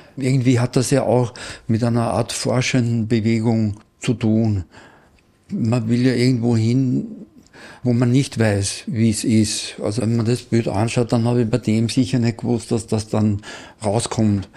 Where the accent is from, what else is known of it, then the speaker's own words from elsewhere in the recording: Salzkammergut, Austria; Ich komme aus dem Salzkammergut